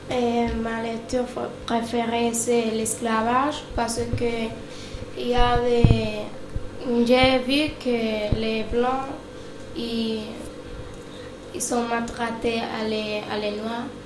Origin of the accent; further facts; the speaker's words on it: Spain; French is a second language; also born or lived in Brazil; now in France; j'ai 14 ans et je suis espagnole d'origine brésilienne.